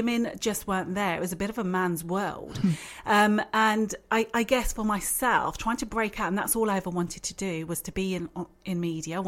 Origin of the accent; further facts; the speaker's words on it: Birmingham, West Midlands, United Kingdom; also born or lived in London; I came back to Birmingham